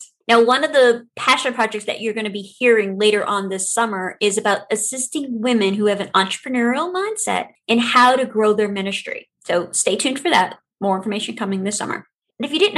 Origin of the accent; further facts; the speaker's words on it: New Orleans, Louisiana, United States; now in North Iowa, United States; I was born and raised in New Orleans, Louisiana